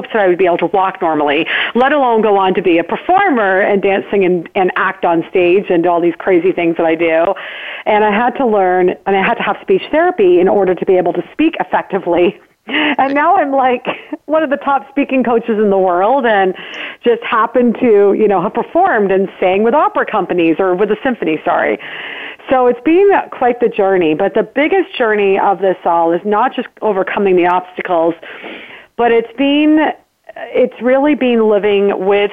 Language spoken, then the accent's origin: English; Burlington, Ontario, Canada; I was born and raised in Burlington, Ontario, Canada